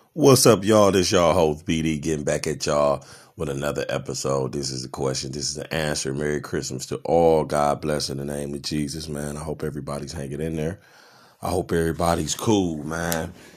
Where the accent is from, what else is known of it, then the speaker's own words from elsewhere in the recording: Cleveland, Ohio, United States; I'm from Cleveland, Ohio